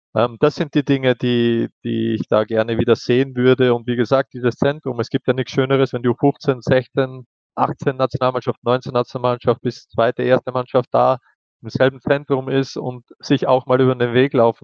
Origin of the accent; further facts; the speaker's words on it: Austria; wir sind Österreicher, wir haben ein, unsere eigene Art und Weise Fußballspiel